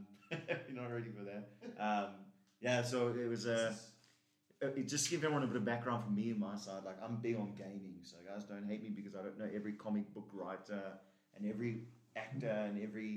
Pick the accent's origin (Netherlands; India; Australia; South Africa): South Africa